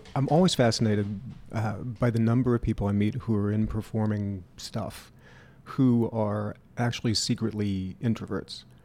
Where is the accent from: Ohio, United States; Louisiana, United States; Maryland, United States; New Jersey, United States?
Louisiana, United States; now in Louisville, United States; where I grew up, um, which is a small town in Louisiana, about an hour north of New Orleans